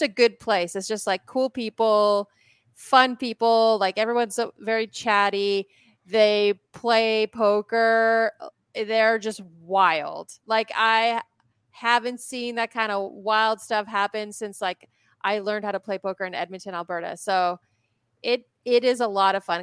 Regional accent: Poland; moved away; I was born in Poland

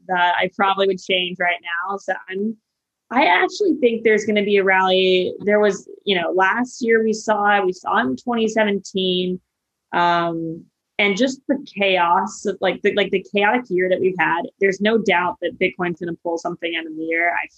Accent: Arizona and New Mexico area, Southwest, United States; now in New York, United States; I'm from Arizona and New Mexico area. So I grew up

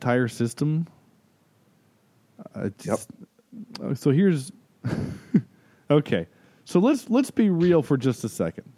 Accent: North Carolina, United States; I am from North Carolina

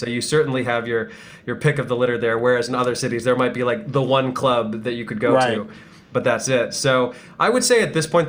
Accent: Chicago, Illinois, United States; now in New York, United States; I live in New York now, but I grew up in the Chicago area.

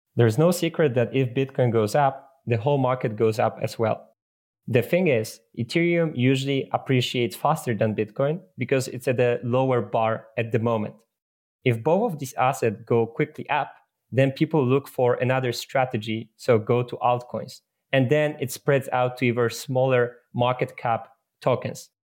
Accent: Poland; I come from Poland

